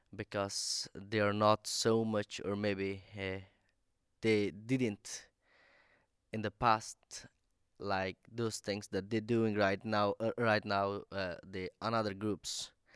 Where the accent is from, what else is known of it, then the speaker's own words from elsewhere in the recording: Afghanistan; English is a second language; now in Sweden; I'm from Afghanistan